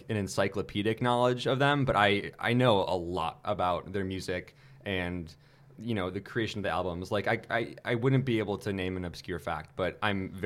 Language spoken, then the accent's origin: English; Milwaukee, Wisconsin, United States; I grew up in Wisconsin, and so you know even though I grew up in a liberal area of Wisconsin, it's still Wisconsin.